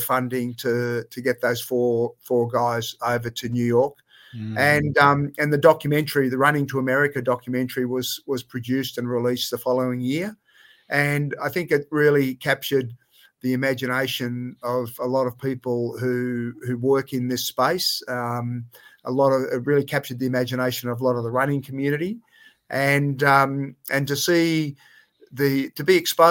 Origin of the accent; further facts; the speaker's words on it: Melbourne, Victoria, Australia; now in Canberra, Australia; I grew up in Melbourne and did all of my running from Melbourne or from here in Canberra